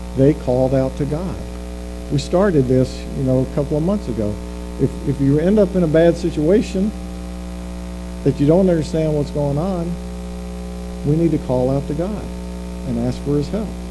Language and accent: English; the South, United States; moved away as an adult; we're both from the South